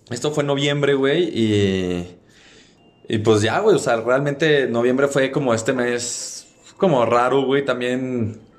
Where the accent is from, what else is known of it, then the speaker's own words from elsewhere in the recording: Mexico; somos mexicanos